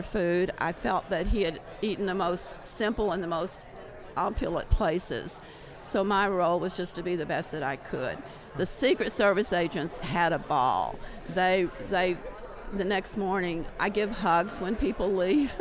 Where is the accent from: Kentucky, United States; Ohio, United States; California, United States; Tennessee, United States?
Tennessee, United States; Rugby; I'm from Rugby, Tennessee. I was born and raised there.